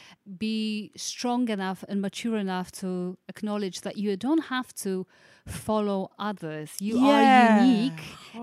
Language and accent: English; Poland; moved away as an adult; also born or lived in Italy; now in London, United Kingdom; I was born in Poland when I was 18 and moved to Italy, lived there for 8 years and then moved to London 7 years ago.